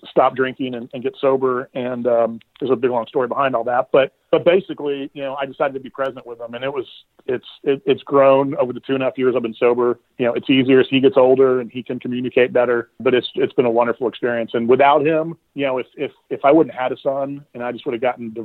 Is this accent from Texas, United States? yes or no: yes; Houston, Texas, United States; now in Waco, United States; I grew up in Houston, spent the majority of my life there, but moved to Waco about 6 months ago for an opportunity